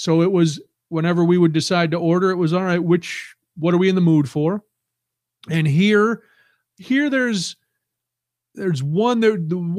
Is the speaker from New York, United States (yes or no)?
yes; New York City, New York, United States; One I live too far from to get. It's out near where I grew up in New York City.